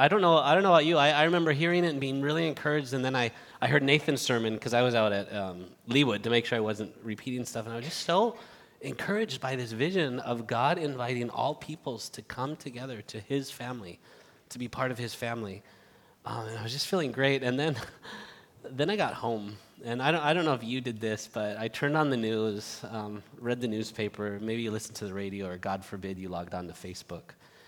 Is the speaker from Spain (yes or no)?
yes; Barcelona, Catalonia, Spain; also born or lived in United States / Madrid; I was born here in the United States, but grew up in Spain since I was seven, in the city of Barcelona, and then moved to Madrid.